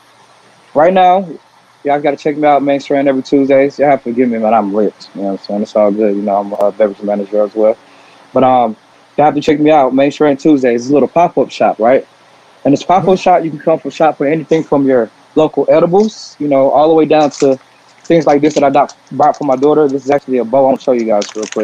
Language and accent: English; South Carolina, United States; now in Atlanta, United States; I'm originally from South Carolina, but Atlanta's definitely my second home. Been here since 05.